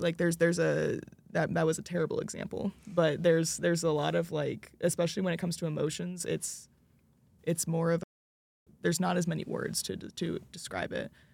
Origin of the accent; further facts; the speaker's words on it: United States; my home country